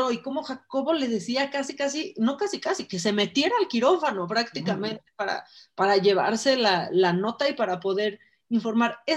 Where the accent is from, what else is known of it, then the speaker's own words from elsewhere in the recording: Tijuana, Baja California, Mexico; born there; Nací en Tijuana, me encanta, me encanta haber nací en Tijuana porque la verdad es que mi familia no es de Tijuana.